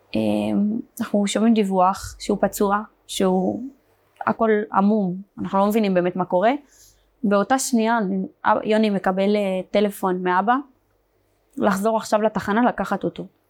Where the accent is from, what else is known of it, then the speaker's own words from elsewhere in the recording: Beersheba, Southern District, Israel; also born or lived in Meitar; נולדתי בבאר שבע. גדלתי